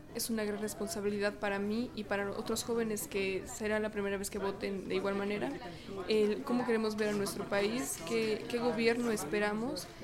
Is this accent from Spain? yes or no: no; Naucalpan, State of Mexico, Mexico; soy del Estado de México, específicamente de Naucalpan